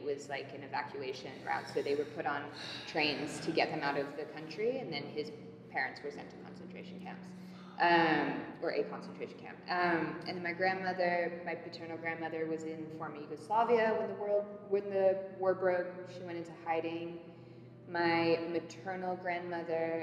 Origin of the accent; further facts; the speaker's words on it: London, United Kingdom; moved away; I grew up in London